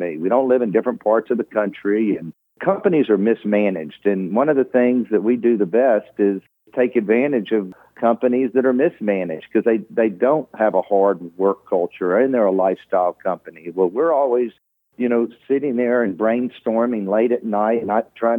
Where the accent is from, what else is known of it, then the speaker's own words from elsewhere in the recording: Houston, Texas, United States; growing up in Houston